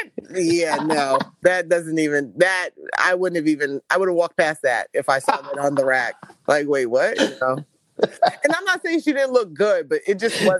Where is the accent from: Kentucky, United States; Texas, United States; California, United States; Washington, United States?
Texas, United States; Houston; even though I'm from Houston